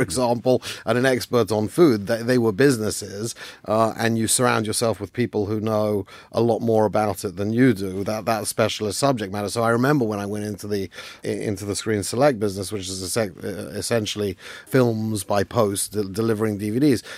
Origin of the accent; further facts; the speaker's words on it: London, United Kingdom; I grew up in London